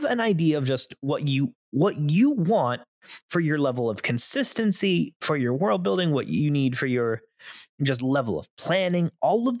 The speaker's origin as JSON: {"language": "English", "region": "Florida", "country": "United States", "tie": "born or raised there", "accent": "a little bit of Southern and a little bit of New Yorker", "said": "I myself have a little bit of Southern and a little bit of New Yorker because I myself grew up in am Florida."}